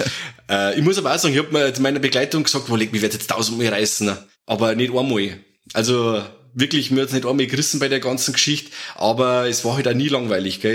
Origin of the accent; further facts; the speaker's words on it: Germany; bei uns in Deutschland